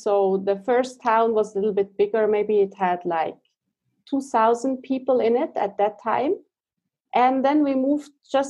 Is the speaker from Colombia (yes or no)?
no; Switzerland; I grew up in Switzerland